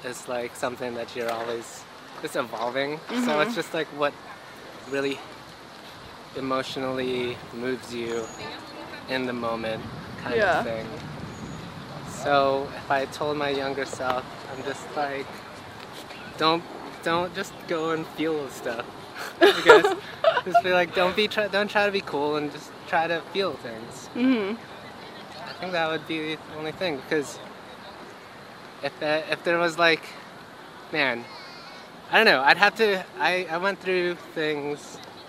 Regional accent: Rockville, Maryland, United States; also born or lived in Silver Spring, Maryland; growing up in Rockville and Silver Spring before

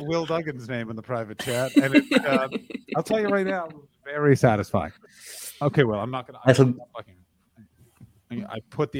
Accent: Canada; moved away; I'm Canadian

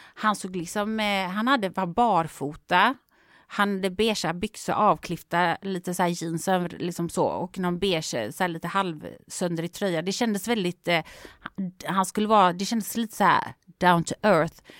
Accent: Gothenburg, Västra Götaland, Sweden; moved away; i Göteborg egentligen, min hemstad

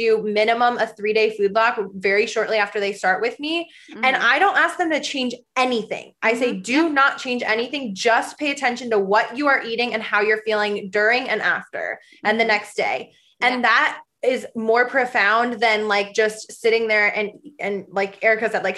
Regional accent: Michigan and Nebraska, Midwest, United States; I grew up in the Midwest. I grew up in Michigan and in Nebraska.

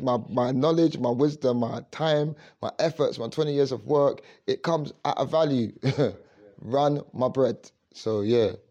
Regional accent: London, United Kingdom; I grew up in Leytonstone.

